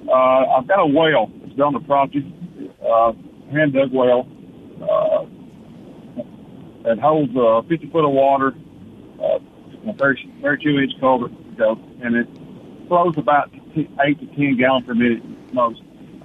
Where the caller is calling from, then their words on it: Golden, Mississippi, United States; I'm calling from Golden, Mississippi.